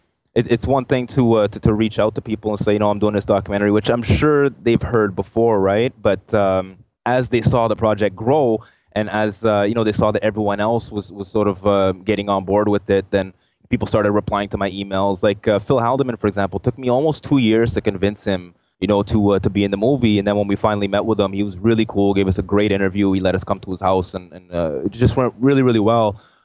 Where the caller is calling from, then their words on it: Ottawa, Ontario, Canada; Ottawa, Canada.